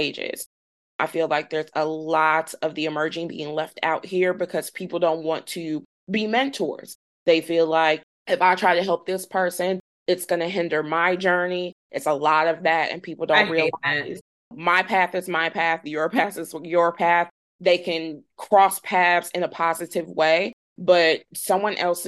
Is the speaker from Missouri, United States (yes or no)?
yes; St. Louis, Missouri, United States; I'm in St. Louis or that I'm from St. Louis